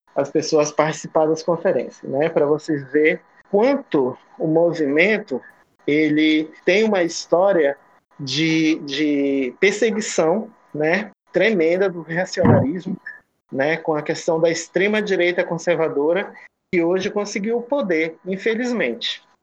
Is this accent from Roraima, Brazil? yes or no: yes; Bonfim, Roraima, Brazil; eu sou do Bonfim